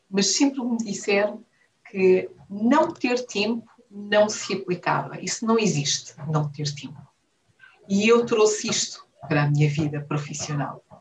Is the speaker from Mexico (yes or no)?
no; Viana do Castelo, Norte, Portugal; moved away as an adult; now in Angola; Sou minhota da Viena de Castelo e, estou, e sou angolana de coração, onde estou desde 2006 e comecei pelo banco.